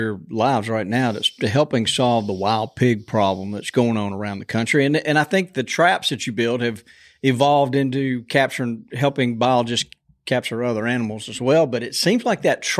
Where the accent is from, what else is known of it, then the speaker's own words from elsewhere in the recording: Montgomery, Alabama, United States; Growing up in South or around Montgomery, there weren't a lot of pigs.